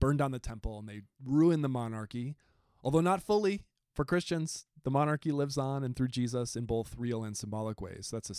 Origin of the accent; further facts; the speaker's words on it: rural Southeast Wisconsin, United States; moved away as an adult; also born or lived in Milwaukee, Wisconsin / Southern Missouri; I'm from rural Wisconsin.